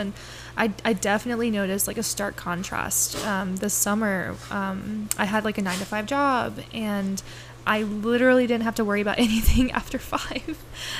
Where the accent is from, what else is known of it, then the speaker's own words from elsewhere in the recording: Okeechobee, Florida, United States; My hometown.